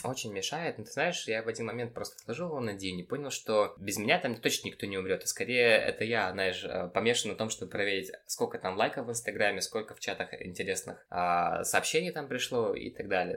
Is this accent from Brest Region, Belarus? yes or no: no; Babruysk, Mogilev Region, Belarus; moved away; also born or lived in Minsk; Я сам родом из Бобруйска